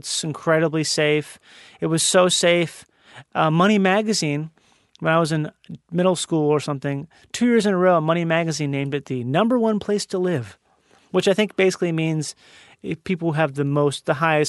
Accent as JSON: {"language": "English", "region": "Minnesota", "country": "United States", "tie": "born or raised there"}